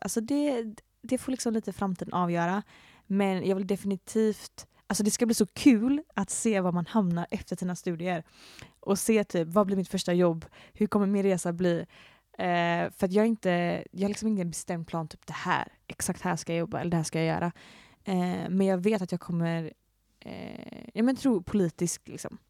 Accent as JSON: {"language": "Swedish", "town": "Gothenburg", "region": "Västra Götaland", "country": "Sweden", "tie": "born or raised there", "also_born_or_lived": "Floda", "said": "jag kommer ju från Sverige och eh, från Göteborg. Eh, och jag är uppvuxen i Göteborg och lite utanför Göteborg"}